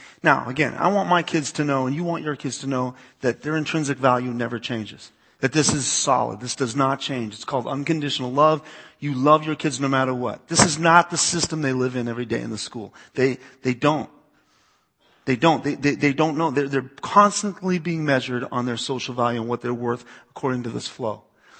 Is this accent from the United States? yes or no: yes; East Coast, United States; I grew up in the East Coast, so part of me is like, "Oh, really? They're calling you gay? Get the shovel. We'll take care of this."